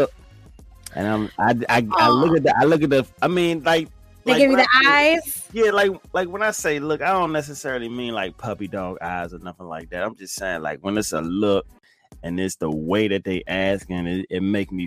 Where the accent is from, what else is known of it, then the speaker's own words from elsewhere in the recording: Fort Washington, Maryland, United States; also born or lived in Forestville, Maryland; now in Virginia, United States; I live most of my life in Fort Washington, Maryland. For those of you who don't know it, Fort Washington, Maryland. That's where I spent majority of my youth years